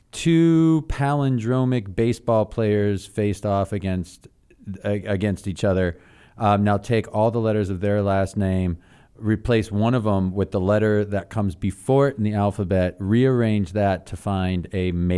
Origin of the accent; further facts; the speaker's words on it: Holyoke, Massachusetts, United States; now in Chicago, United States; I'm from Holyoke, Massachusetts, in the western side of the state, surrounded by absolute beauty on the shores of the Connecticut River, deep in the, sort of at the edge of the Pioneer Valley, near the foot of the Berkshire Mountains.